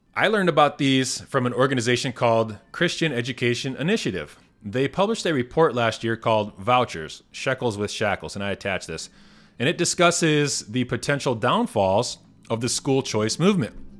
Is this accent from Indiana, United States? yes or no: yes; Indiana, United States; moved away; my home state of Indiana. I read an article recently in the Northwest Indiana Times, my former local paper